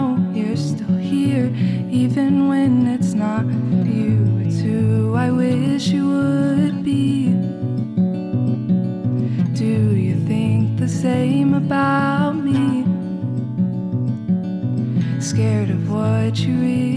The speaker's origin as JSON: {"language": "English", "town": "Greenwood", "region": "Indiana", "country": "United States", "said": "I'm from Greenwood"}